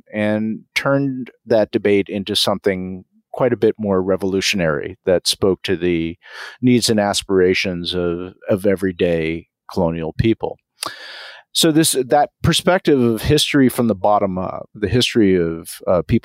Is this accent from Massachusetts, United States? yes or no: yes; Massachusetts, United States; I was brought up in Massachusetts